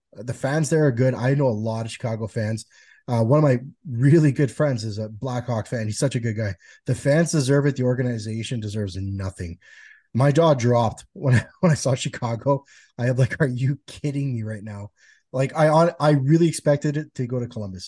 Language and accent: English; Canada; As a Canadian guy